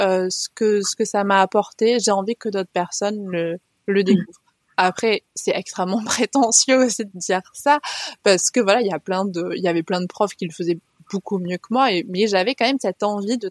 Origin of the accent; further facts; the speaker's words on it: France; also born or lived in Haute-Savoie; now in Var, France; j'ai grandi dans les, dans les Pyrénées, dans les montagnes